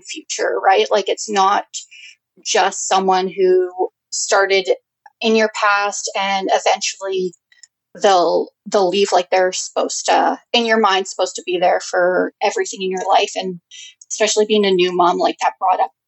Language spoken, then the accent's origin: English; Prince George, British Columbia, Canada; I was born and raised in Prince George.